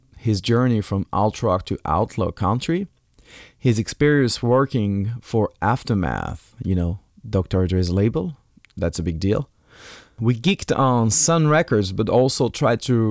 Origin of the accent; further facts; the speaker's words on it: France; accent: French; English is a second language; moved away; also born or lived in Alicante, Spain; my French accent